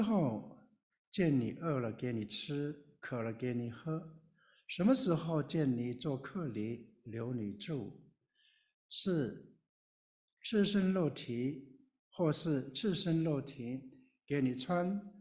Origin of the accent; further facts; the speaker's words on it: Taiwan; moved away as an adult; also born or lived in Taipei; now in Baltimore, United States; 我是从台湾来的少数民族，我是布农族